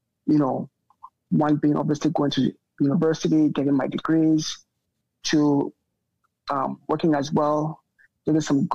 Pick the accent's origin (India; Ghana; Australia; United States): Ghana; Accra, Greater Accra; moved away as an adult; also born or lived in London, United Kingdom / Lagos, Nigeria / Canada; I grew up in Accra, but a slight backtrack is I was born in the UK, born in London, England